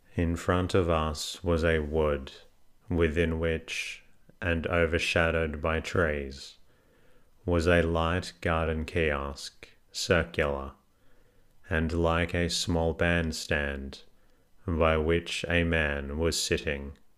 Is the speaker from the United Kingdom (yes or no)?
no; Melbourne, Victoria, Australia; I am actually from Melbourne